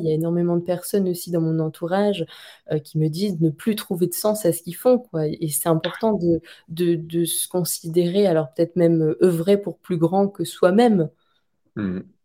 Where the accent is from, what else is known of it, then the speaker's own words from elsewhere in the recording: France; en tant que bon français